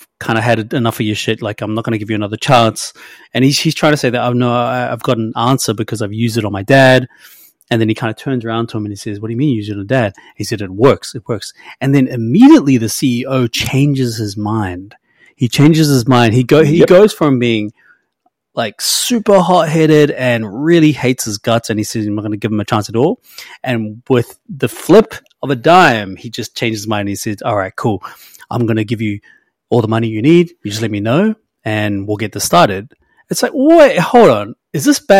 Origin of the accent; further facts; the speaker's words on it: New Zealand; I'm a Kiwi